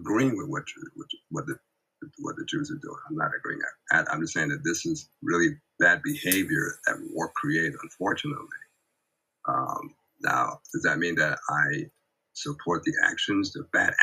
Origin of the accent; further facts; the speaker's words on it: United States; I was born and raised in America, but Israel is also my country